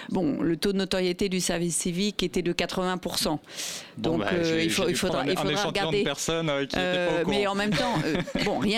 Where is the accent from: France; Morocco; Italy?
Italy; Alors moi je suis italienne, du coup je connais le service civique italien.